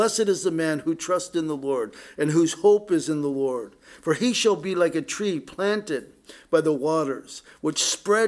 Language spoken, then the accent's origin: English; Poway, California, United States; also born or lived in San Diego; now in Oak Harbor, United States; growing up in Poway, you know, the terrain there was so different than up here